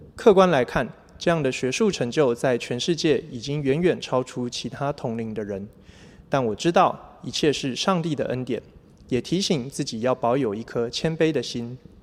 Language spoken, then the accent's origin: Chinese; Chiayi, Taiwan; 我是嘉义人， 从小在基督教的家庭长大， 父母亲用心地养育我， 给我很好的学习环境， 也自小就栽培我学习钢琴。